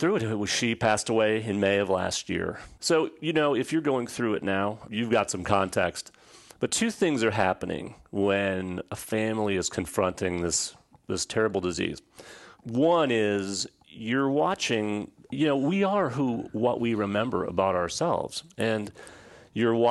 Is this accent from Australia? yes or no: no; Midwest, United States; moved away as an adult; also born or lived in Southern California; now in Atlanta, United States; I was raised in the Midwest, went to school at USC